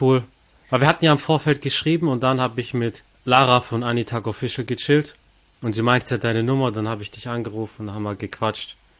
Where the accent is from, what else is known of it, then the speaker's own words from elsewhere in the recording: Stuttgart, Baden-Württemberg, Germany; Ich bin als Stuttgarter